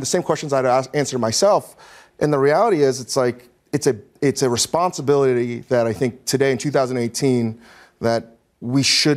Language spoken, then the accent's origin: English; Northern Virginia, United States; growing up in Northern Virginia